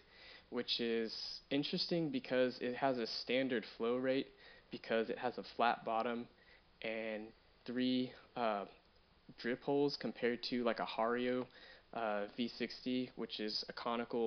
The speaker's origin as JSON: {"language": "English", "town": "Fort Worth", "region": "Texas", "country": "United States", "said": "I'm from Fort Worth, Texas"}